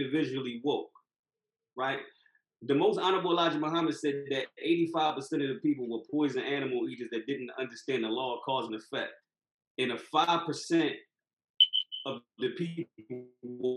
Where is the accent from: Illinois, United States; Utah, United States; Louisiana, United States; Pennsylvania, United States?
Pennsylvania, United States; Philadelphia; moved away; Growing up in Philly